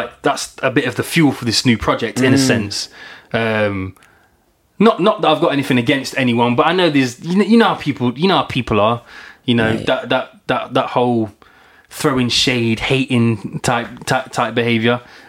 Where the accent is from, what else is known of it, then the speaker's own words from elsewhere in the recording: Nottingham, East Midlands, United Kingdom; I come from Nottingham